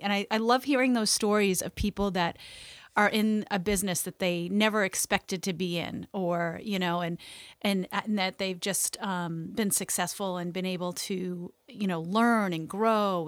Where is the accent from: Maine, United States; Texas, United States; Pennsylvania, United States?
Maine, United States; I grew up here in Maine